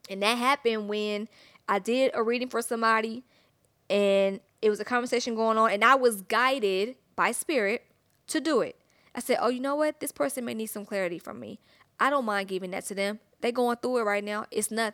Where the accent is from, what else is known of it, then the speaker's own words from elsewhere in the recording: Atlanta, Georgia, United States; I'm from Atlanta, thick.